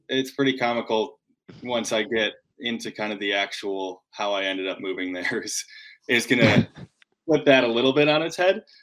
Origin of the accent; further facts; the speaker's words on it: Grand Rapids, Michigan, United States; I'm from from Grand Rapids, Michigan originally